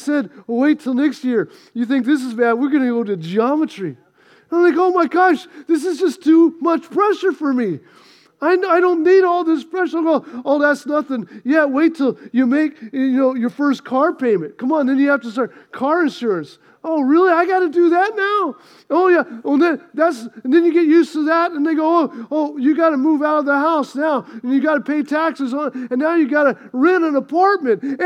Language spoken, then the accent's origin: English; United States; I grew up on the Mississippi River. Our little town was right there next to the Mississippi River.